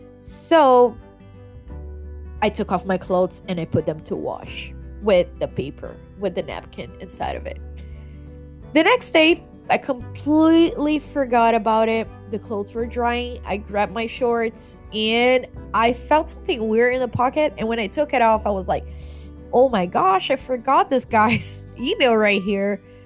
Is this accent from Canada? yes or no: no; Rio de Janeiro, Brazil; moved away as an adult; now in United States; I'm from Rio de Janeiro, Brazil